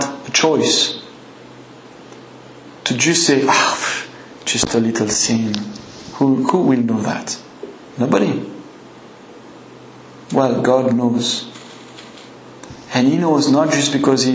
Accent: France; accent: French; English is a second language; my French accent

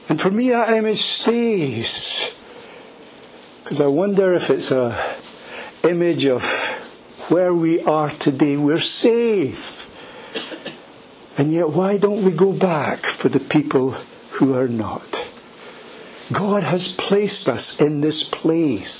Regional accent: Edinburgh, Scotland, United Kingdom; I was born in Edinburgh, in a place called Leith, and I grew up there.

